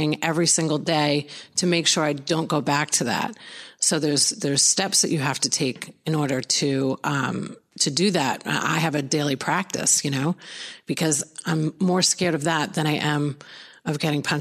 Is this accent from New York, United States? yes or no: yes; Long Island, New York, United States; moved away as an adult; now in Florida, United States; I grew up in Long Island, New York